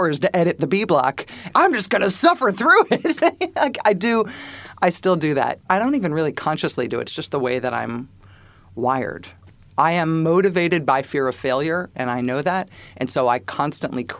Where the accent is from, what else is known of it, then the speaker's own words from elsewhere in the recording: Castro Valley, California, United States; now in Massachusetts, United States; The town that I grew up in, it's interesting. It's an unincorporated area in Alameda County. It's called Castro Valley.